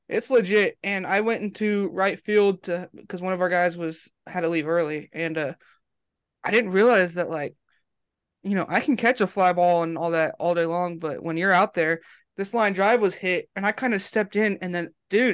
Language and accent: English; California, United States; moved away as an adult; now in Alabama, United States; I'm from Alabama, or I live in Alabama, and he lives in California. I'm originally from California, moved out here about 3 years ago